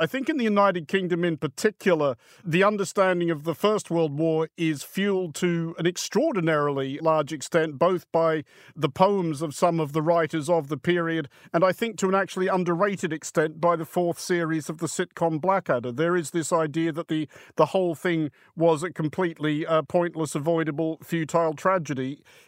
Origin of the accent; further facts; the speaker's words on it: Australia; as an Australian that I do have a very different view of the world that comes a lot from the geography of where I come from